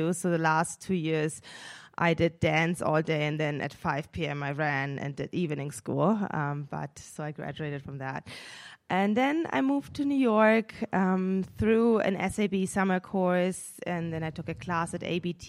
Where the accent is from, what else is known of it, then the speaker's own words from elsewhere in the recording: Munich, Bavaria, Germany; moved away; I'm originally from Munich, Germany. My mom is German. My dad is from Senegal, West Africa. I grew up in Munich